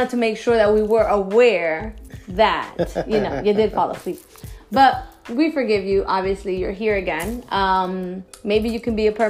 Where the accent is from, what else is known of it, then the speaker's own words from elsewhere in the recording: Newark, New Jersey, United States; moved away as an adult; now in Florida, United States; I grew up in Newark.